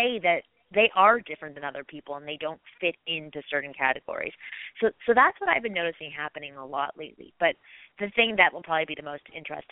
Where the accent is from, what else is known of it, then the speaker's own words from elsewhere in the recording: Toronto, Ontario, Canada; now in Los Angeles, United States; I'm from Toronto originally, and I moved here 11 years ago.